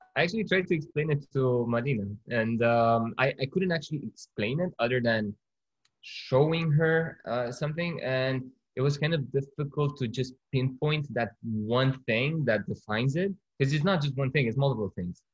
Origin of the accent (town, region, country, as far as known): Romania; born or raised there; moved away